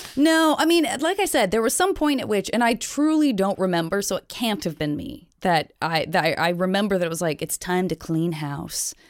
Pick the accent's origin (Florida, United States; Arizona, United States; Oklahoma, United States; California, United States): Arizona, United States; Tucson; moved away; I grew up around them in Tucson, Arizona